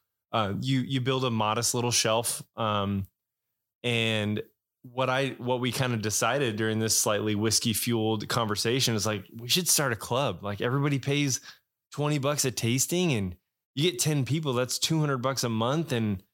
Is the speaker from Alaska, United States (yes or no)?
yes; Alaska, United States; moved away as an adult; now in Texas, United States; I grew up in Alaska, born and raised there, moved to Texas about 11 years ago.